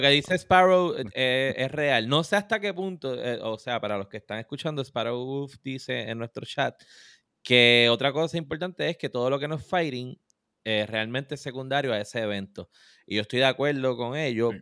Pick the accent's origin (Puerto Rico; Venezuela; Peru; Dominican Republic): Puerto Rico